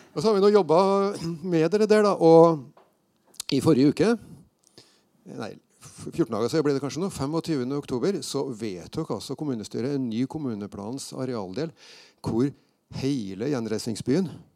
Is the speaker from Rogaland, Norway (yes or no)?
no; Steinkjer, Trøndelag, Norway; moved away as an adult; jeg flytta fra Steinkjer etter å være ferdig på gymnaset